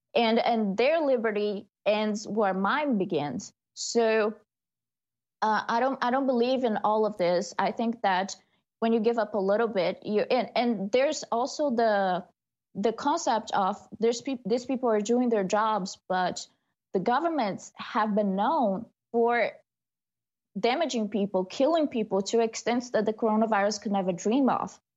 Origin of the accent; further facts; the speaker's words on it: Brazil; moved away; my hometown, Brazil